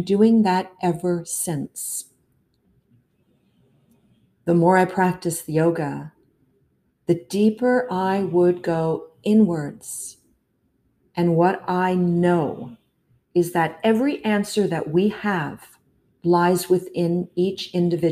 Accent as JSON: {"language": "English", "town": "Toronto", "region": "Ontario", "country": "Canada", "tie": "born or raised there", "said": "I was born and raised in Toronto"}